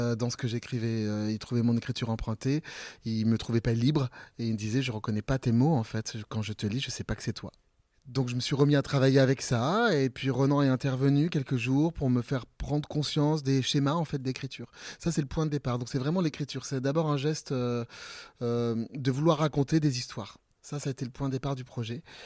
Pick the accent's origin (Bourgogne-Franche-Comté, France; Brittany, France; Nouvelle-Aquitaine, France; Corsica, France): Nouvelle-Aquitaine, France; Ambazac; also born or lived in Bellac; mon entrée au théâtre, c'était une prof de grec le mercredi après-midi euh, dans mon collège à Ambazac, euh, vraiment dans, dans, le fin fond du Limousin